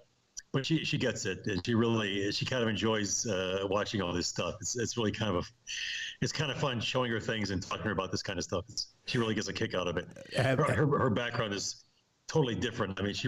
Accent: Amsterdam, North Holland, Netherlands; moved away; Very different from my background, and, you know, growing up in Amsterdam and going to an Ivy League college and all this kind of thing.

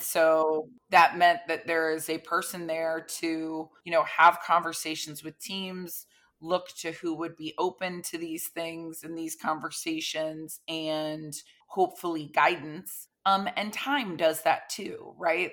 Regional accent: Florida, United States; I grew up in Florida

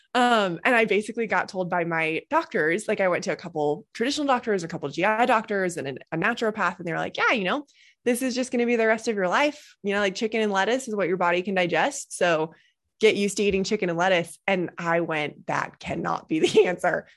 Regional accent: Boulder, Colorado, United States; I grew up in Boulder, Colorado

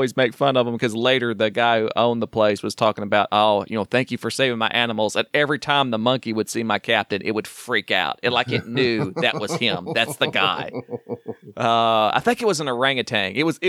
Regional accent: Wynnewood, Oklahoma, United States; I was born in Wynnewood, Oklahoma.

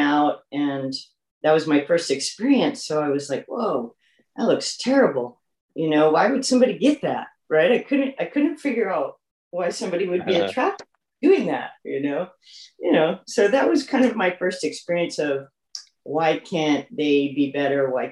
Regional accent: Minnesota, United States; now in Long Beach, United States; I'm originally from Minnesota, so the northern central part of the country.

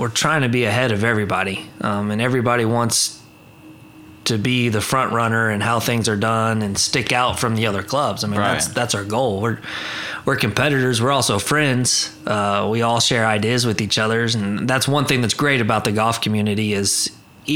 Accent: Enid, Oklahoma, United States; I'm born and raised just south of Enid, Oklahoma, so the northwest part of the state.

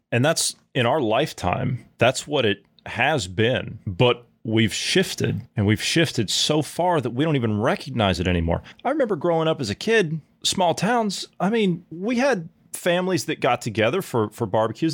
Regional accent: Ohio, United States; moved away; my home state of Ohio where I come from

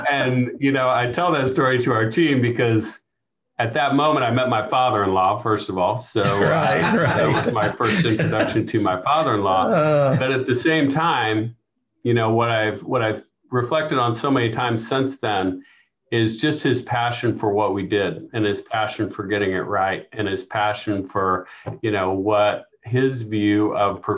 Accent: Kansas City, Missouri, United States; I grew up in Kansas City, South Kansas City. Went to Martin City Elementary School, and then Grandview Junior High and high school.

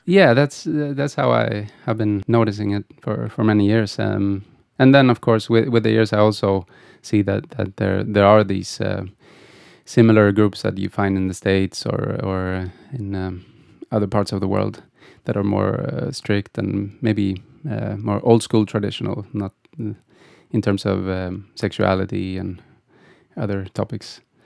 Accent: Gothenburg, Västra Götaland, Sweden; I, I grew up in Gothenburg.

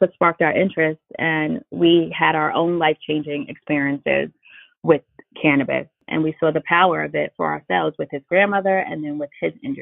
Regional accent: New York City, New York, United States; I grew up in Brooklyn, New York, in the inner city

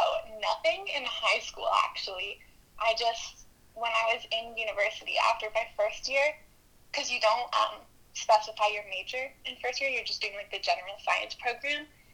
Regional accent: Ontario, Canada; moved away as an adult; now in Kelowna, Canada; I'm from Ontario.

